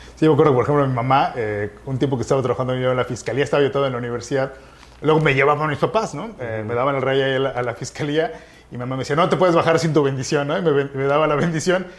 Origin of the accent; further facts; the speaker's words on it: Cancún, Quintana Roo, Mexico; yo crecí en la Supermanzana 23